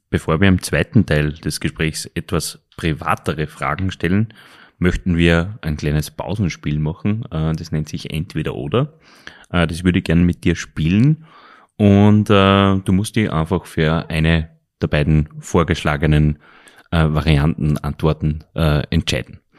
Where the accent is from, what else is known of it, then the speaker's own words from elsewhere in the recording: Linz, Upper Austria, Austria; Nein, ich bin ein waschechter Linzer.